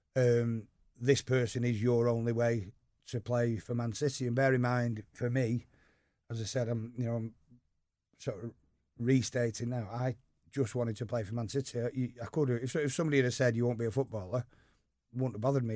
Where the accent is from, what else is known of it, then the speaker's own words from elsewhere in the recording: Eccles, North West England, United Kingdom; also born or lived in Urmston; I grew up just over the canal in Eccles.